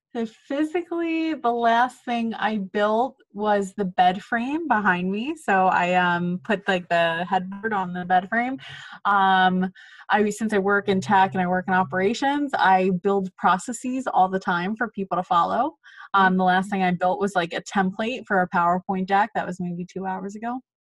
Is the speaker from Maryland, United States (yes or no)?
no; Philadelphia, Pennsylvania, United States; moved away as an adult; now in New York City, United States; originally from Philadelphia, Pennsylvania. I moved to New York City the day after I graduated college.